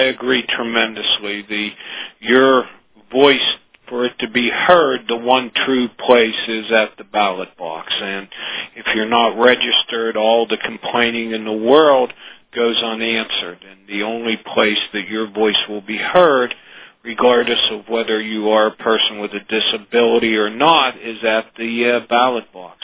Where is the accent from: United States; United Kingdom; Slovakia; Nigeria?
United States; Johnstown, Pennsylvania; I grew up in Johnstown, Pennsylvania